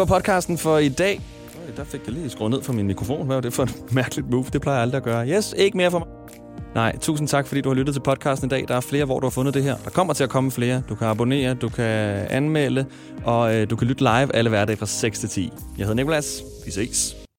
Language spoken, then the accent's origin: Danish; Smørum, Capital Region of Denmark, Denmark; min hjemstavn Smørum 2765